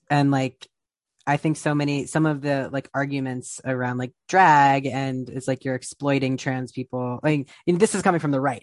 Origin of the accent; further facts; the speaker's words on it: Columbus, Ohio, United States; moved away as an adult; also born or lived in Texas; now in New York, United States; I grew up in Columbus, Ohio